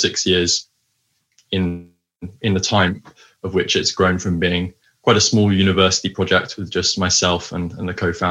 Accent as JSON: {"language": "English", "town": "High Wycombe", "region": "South East England", "country": "United Kingdom", "tie": "born or raised there", "also_born_or_lived": "Cambridge", "moved": "as an adult", "lives_now": "London, United Kingdom", "said": "I grew up in High Wycombe, but I now live in London."}